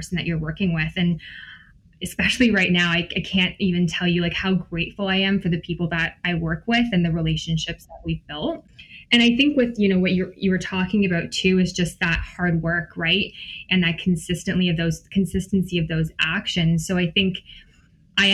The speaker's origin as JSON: {"language": "English", "town": "Wasaga Beach", "region": "Ontario", "country": "Canada", "tie": "born or raised there", "also_born_or_lived": "Guelph", "moved": "yes", "said": "I grew up in Wasega Beach"}